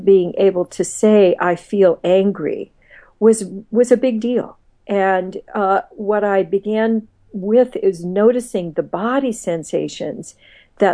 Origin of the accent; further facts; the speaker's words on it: Midwest, United States; I grew up, did a lot of my growing up in the Midwest